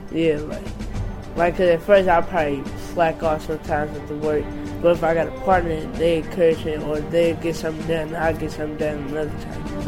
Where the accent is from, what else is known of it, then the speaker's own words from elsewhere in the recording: Atlanta, Georgia, United States; now in St. Louis, United States; I'm born from Atlanta, originally Atlanta, Georgia